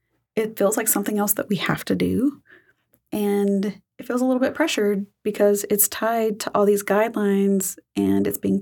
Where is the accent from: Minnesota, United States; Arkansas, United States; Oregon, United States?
Arkansas, United States; I'm a Southeast Arkansas girl.